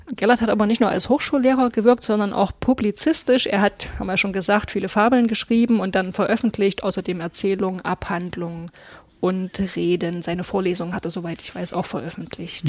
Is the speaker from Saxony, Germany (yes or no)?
yes; Aue, Saxony, Germany; now in Meißen, Germany; Ich bin ja in, in Auer aufgewachsen im Erzgebirge